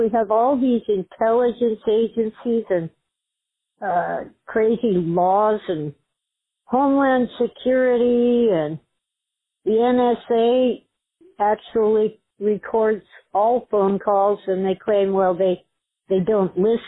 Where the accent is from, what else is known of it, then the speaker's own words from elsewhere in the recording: Los Angeles County, California, United States; I was born in Los Angeles County